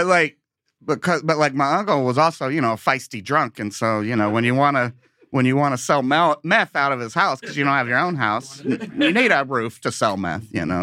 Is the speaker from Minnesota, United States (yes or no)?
no; Princeton, Kentucky, United States; moved away; I'm from Princeton, Kentucky.